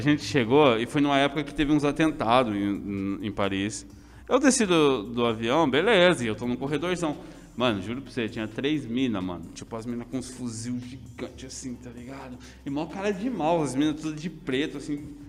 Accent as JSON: {"language": "Portuguese", "town": "Assis", "region": "São Paulo", "country": "Brazil", "tie": "born or raised there", "also_born_or_lived": "Paraná", "said": "eu sou de Assis, mano, tipo, mais que eu seja paranaense, tá ligado? Tipo, nasci lá, mas fui criado aqui."}